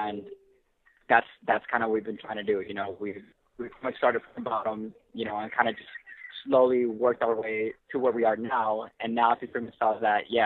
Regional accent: Chicago, Illinois, United States; born or raised there; also born or lived in El Salvador

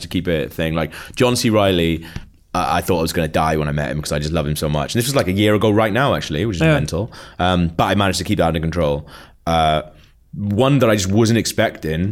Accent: Wales, United Kingdom; I'm from Wales

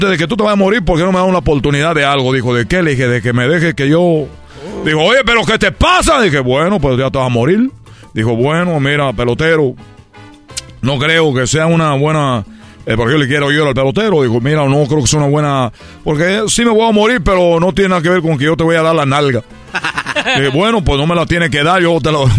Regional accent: Cuba; Le digo, yo soy de Cuba. Dijo, ah, aquí en Guadalajara no es muy normal ver un cubano. Le dije, bueno, pues soy el primer cubano que tú ves aquí.

